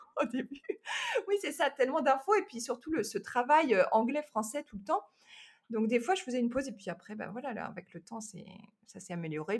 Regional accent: France; moved away as an adult; also born or lived in Los Angeles area, United States; now in Los Angeles, United States; je suis française, française

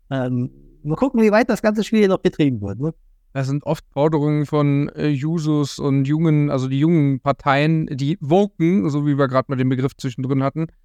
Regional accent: Brandenburg, Germany; ich komme gebürtig aus Brandenburg, wir hatten auch einen riesen Bauernhof, einen riesen Anwesen und so weiter.

